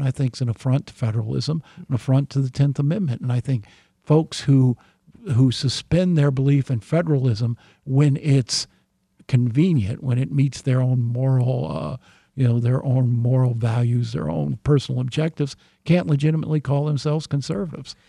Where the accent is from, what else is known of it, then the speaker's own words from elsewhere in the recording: Burkesville, Kentucky, United States; my hometown, Burksville, Kentucky